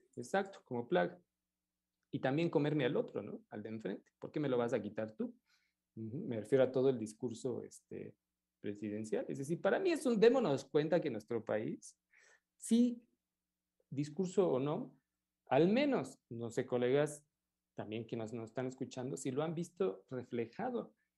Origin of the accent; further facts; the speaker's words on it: Mexico; como mexicanos